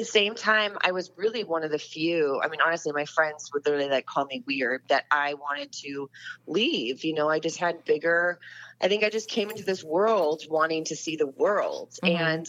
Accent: Winter Park, Florida, United States; I mean, it's good as any other town to grow up in, I guess. No, Winter Park is really charming. It has it's a very kind of unique town.

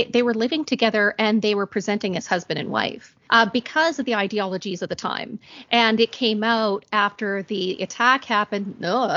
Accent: Canada; also born or lived in Ontario, Canada; I'm from Canada, and a lot of people just presume that we say A or a boot. I don't say a boot

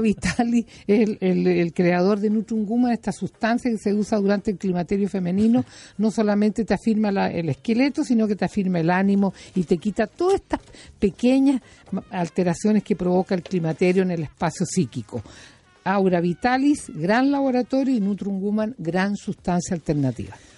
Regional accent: Chile; aquí en Chile

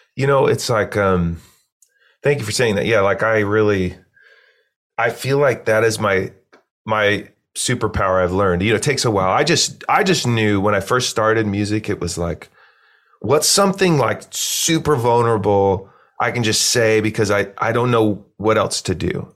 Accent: Eugene, Oregon, United States; I grew up in Eugene, Oregon, small, kinda cool hippie college town

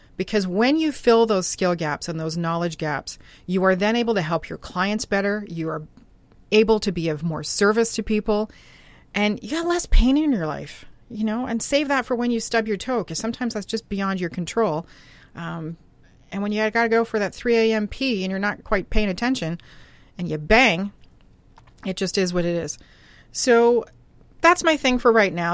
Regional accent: Canada; I'm a Canadian girl

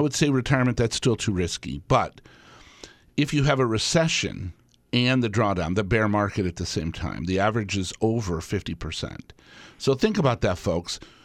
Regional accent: Tucson, Arizona, United States; now in Wisconsin, United States; I grew up in Tucson, Arizona, and we had snowbirds all around.

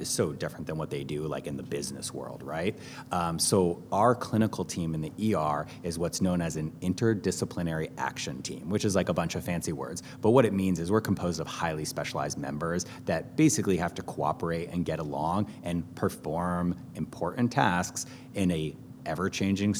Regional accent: Connecticut, United States; also born or lived in New York; now in New Orleans, United States; I am originally from Connecticut.

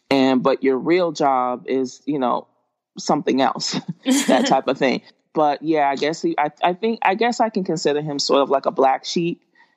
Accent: Boston, Massachusetts, United States; moved away as an adult; also born or lived in Atlanta; I was raised in Boston, Massachusetts, but I went to school in the suburbs like all, my whole life.

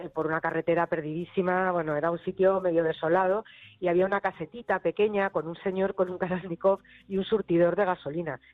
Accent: Madrid, Community of Madrid, Spain; como buena madrileña

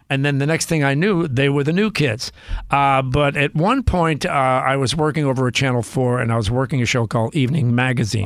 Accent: Cambridge, Massachusetts, United States; growing up in East Cambridge, and again, we grew up very poor

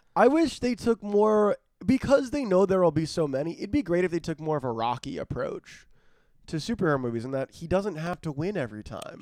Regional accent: South Florida, United States; moved away; I'm from South Florida

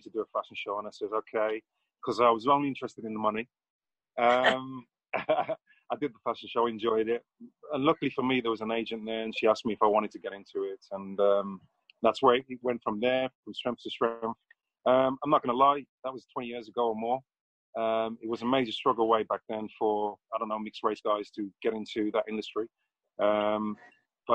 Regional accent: Jamaica; now in England, United Kingdom; I was born in England. I spent my youth in Jamaica. I was there for about 7-8 years. Came back.

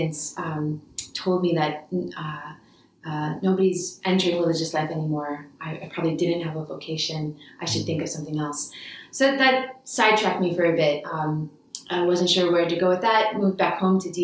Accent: Washington, District of Columbia, United States; also born or lived in New York area; but really grew up in the Washington, D.C. area. That's what I consider home.

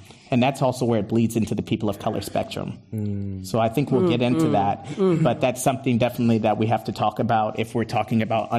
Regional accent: Berkeley, California, United States; growing up in Berkeley, I went to Berkeley High School.

